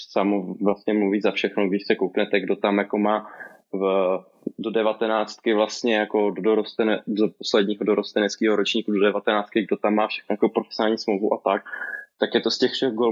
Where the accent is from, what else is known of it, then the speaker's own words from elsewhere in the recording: Brno, South Moravian Region, Czechia; ne, samozřejmě, že ne. jako Brňák.